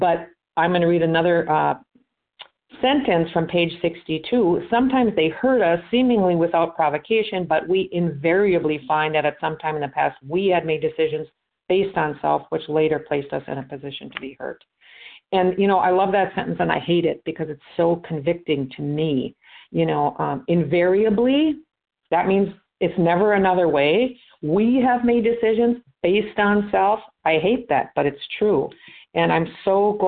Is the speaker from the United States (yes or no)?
yes; Minnesota, United States; now in Florida, United States; I am from Minnesota, but I'm down in Florida.